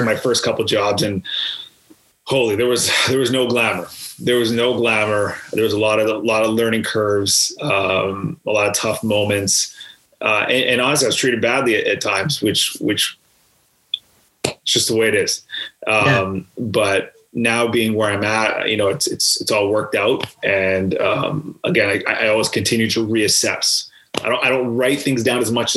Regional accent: Canada; As a Canadian growing up and watching Hockey Night in Canada

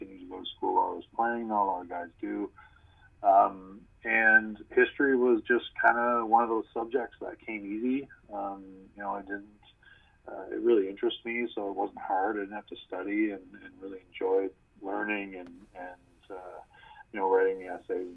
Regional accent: Nova Scotia, Canada; also born or lived in Ontario; I was born in Ontario, but I moved out there when I was really little. So okay. I say I'm from Nova Scotia

